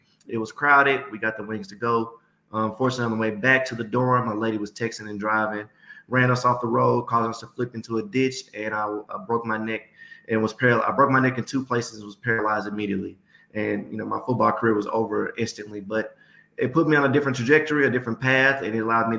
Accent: Memphis, Tennessee, United States; I was born and raised in Memphis, Tennessee.

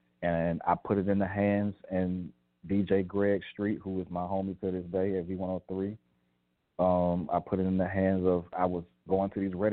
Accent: Atlanta, Georgia, United States; me being from Atlanta

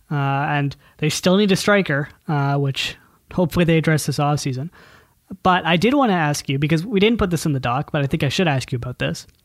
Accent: Scotland, United Kingdom; God, I'm Scottish.

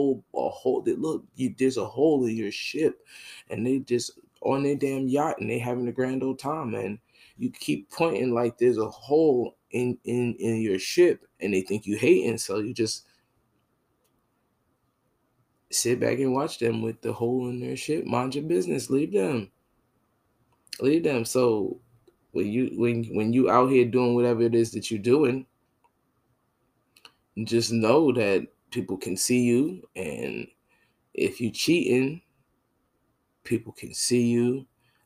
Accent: Northeastern United States, United States; now in Jacksonville, United States; I'm from the North, and New York and New Jersey is different. I live in Jacksonville, Florida.

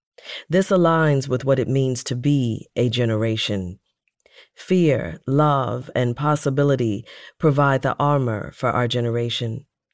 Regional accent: St. Louis, Missouri, United States; After the conference, my hometown, St. Louis, was next.

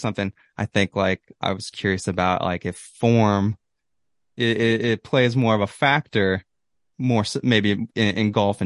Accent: Kansas, United States; moved away as an adult; now in Missouri, United States; I'm from Kansas

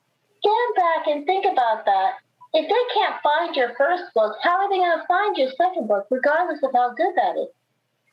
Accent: New York City, New York, United States; the neighborhood where I grew up

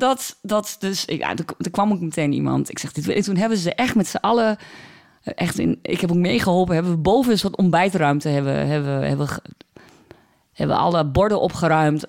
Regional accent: Borne, Overijssel, Netherlands; accent: Twents; Ik kom uit Borne

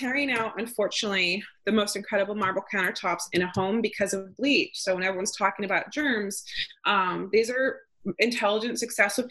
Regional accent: outside of Yosemite National Park, California, United States; now in Maine, United States; I grew up outside of Yosemite National Park

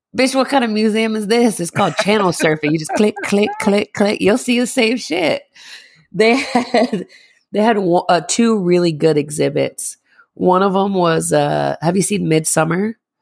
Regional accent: Northeast, United States; we're from the Northeast

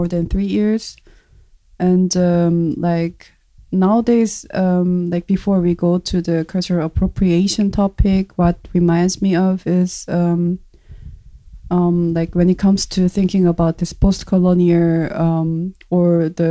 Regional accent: South Korea; English is a second language; moved away as an adult; now in Germany; I was born in South Korea, I just immigrated to Germany, and it's been 3 years.

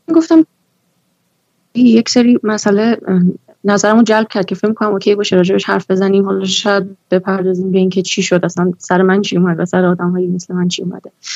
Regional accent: Iran; من تو همین جامعه بزرگ شدم

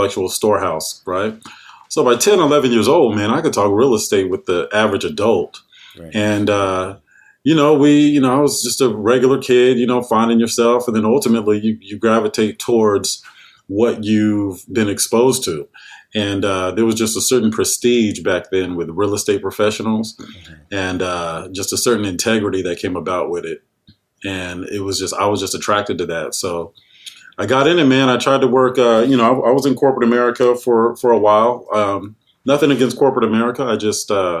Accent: San Jose, California, United States; I was born in San Jose, California

